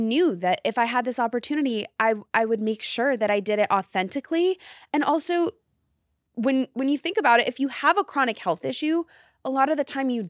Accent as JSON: {"language": "English", "town": "New York City", "region": "New York", "country": "United States", "said": "I'm a New Yorker, yes, so like, how could, yes, I not?"}